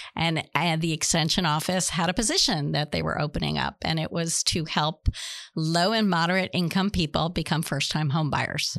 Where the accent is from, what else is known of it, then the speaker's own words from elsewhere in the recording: New Jersey, United States; moved away as an adult; also born or lived in Boston, Massachusetts / Florida; now in Pasco, United States; born and raised in Nus-, New Jersey